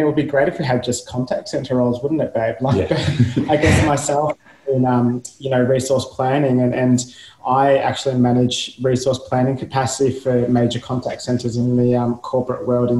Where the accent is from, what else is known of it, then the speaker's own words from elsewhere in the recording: Geelong, Victoria, Australia; also born or lived in Melbourne; I grew up in Geelong. So my family is still based in Geelong.